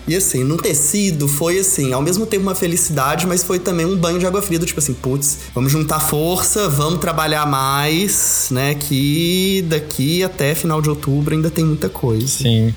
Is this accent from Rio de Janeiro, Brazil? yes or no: no; Belo Horizonte, Minas Gerais, Brazil; sou de BH, assim como a Letícia